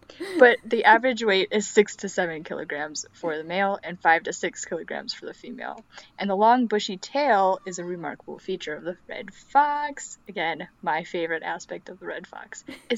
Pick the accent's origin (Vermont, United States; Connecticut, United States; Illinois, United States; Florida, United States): Illinois, United States; I'm from the Midwest, guys. If you know that. So, Illinoisian. Illinoisian?